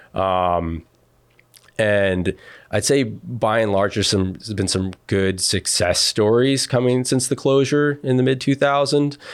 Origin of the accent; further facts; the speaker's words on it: United States; now in Massachusetts, United States; when I was growing up on the Connecticut River